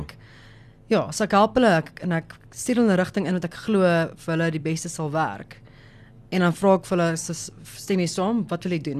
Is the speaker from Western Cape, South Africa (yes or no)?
no; Johannesburg, Gauteng, South Africa; ek kom van Johannesburg af, so daar's dit maar meer Engels.